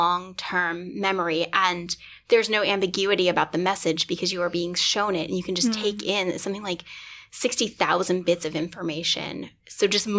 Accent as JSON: {"language": "English", "town": "Huntsville", "region": "Alabama", "country": "United States", "tie": "born or raised there", "said": "I grew up in Huntsville, Alabama"}